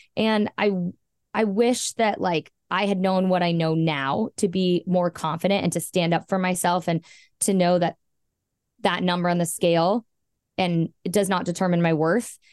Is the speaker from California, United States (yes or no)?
yes; Southern California, United States; I was born in Southern California, born and raised